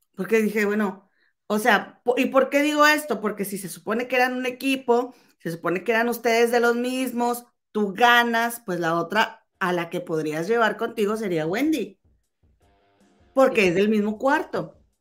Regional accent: Mexico; si crecimos en México, que es un país machista

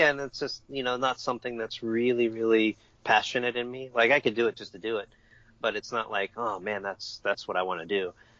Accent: Ireland; considering I'm Irish. I don't know why I like flamenco.

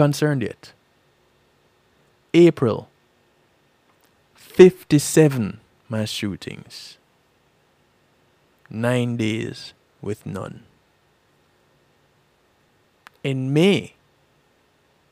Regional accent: Jamaica; now in United States

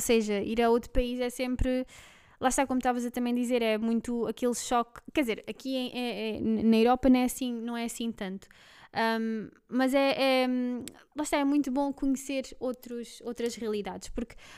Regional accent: Belgium; Portuguese is a second language; now in Lisbon area, Portugal; nasci na Bélgica, e um, pronto, há uns anos vim cá morar para Portugal. Um, se eu der aqui alguns erros no, no, português, já sabem o porquê

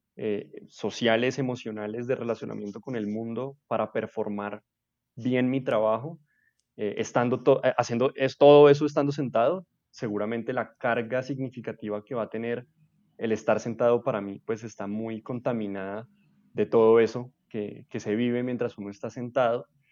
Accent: Bogotá, Colombia; Yo nací en Bogotá, vivo en Bogotá casi toda mi vida

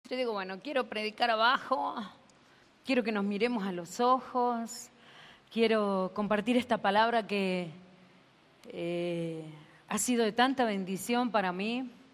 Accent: Argentina; soy argentina

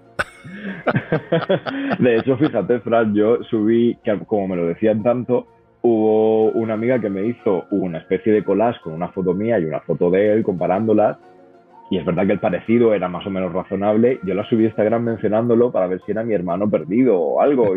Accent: Murcia, Region of Murcia, Spain; moved away as an adult; also born or lived in United States / Dublin, Ireland; now in Madrid, Spain; yo estudié traducción e interpretación en la Universidad de Murcia, como te has dicho, de donde vengo

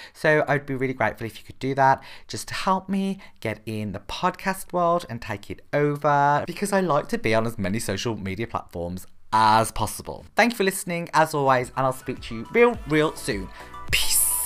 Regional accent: Birmingham, West Midlands, United Kingdom; I'm actually from Birmingham in the U K

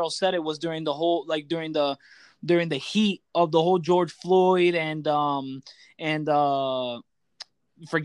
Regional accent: Puerto Rico; I'm Puerto Rican

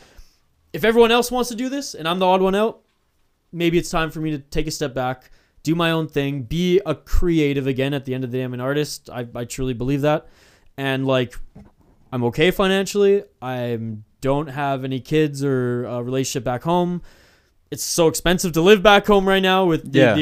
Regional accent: Canada; I'm Canadian

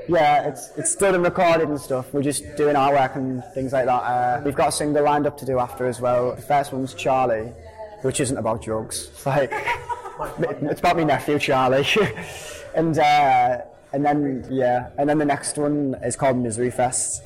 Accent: Hartlepool, North East England, United Kingdom; we're a band from Hartlepool.

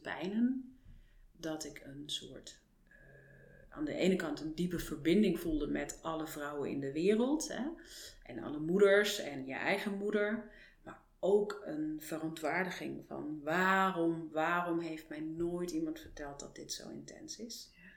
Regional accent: Frankfurt, Hesse, Germany; Dutch is a second language; moved away as an adult; now in Netherlands; Geboren en getogen in Duitsland, Frankfurt. Met 22 eh, ben ik naar Nederland gekomen voor de liefde

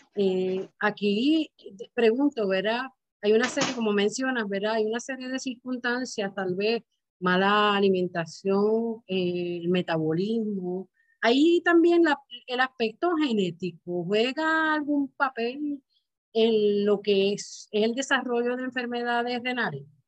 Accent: Puerto Rico; es algo ya de nosotros como puertorriqueños

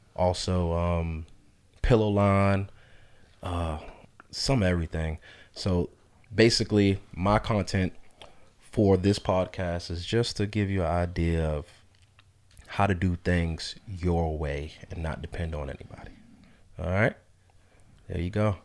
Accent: North Carolina, United States; also born or lived in New York; I was born in New York, uh, raised in North Carolina

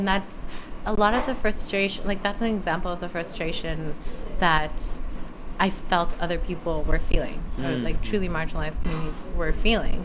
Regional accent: United States; accent: American; also born or lived in Missouri / South Africa; have an American accent

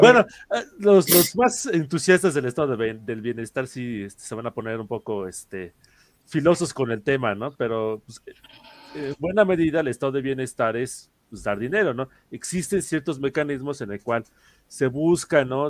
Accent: Mexico; nosotros como mexicanos recordamos mucho el fraude del 88

